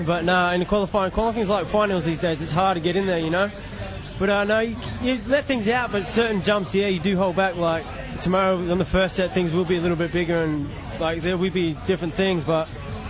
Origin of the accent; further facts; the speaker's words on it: New Zealand; I'm a Kiwi and it was my home country.